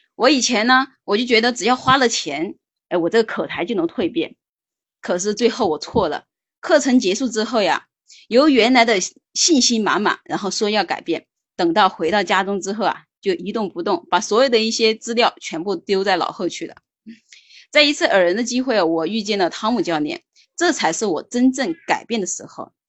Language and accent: Chinese; Hunan, China; 来自湖南，目前是一个，嗯，全职妈妈，然后带着一个六岁的孩子